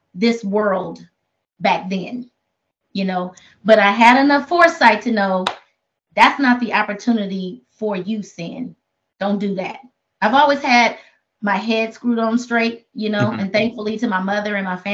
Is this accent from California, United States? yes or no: yes; Oakland, California, United States; I come from Oakland.